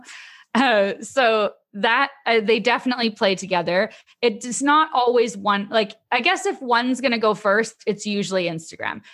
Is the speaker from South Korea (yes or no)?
no; Canada; I'm Canadian